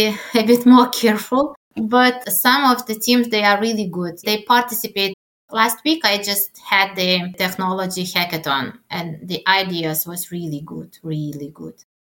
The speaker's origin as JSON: {"language": "English", "country": "Lithuania", "second_language": "English"}